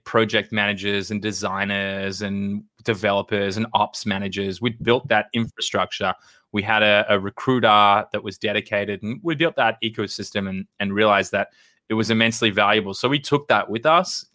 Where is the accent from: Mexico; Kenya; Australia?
Australia; moved away as an adult; now in United States; I grew up in Australia.